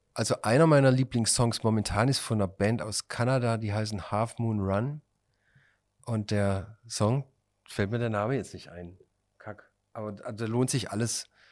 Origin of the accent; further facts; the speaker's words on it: Pforzheim, Baden-Württemberg, Germany; bei uns in Pforzheim auf einem Schulfest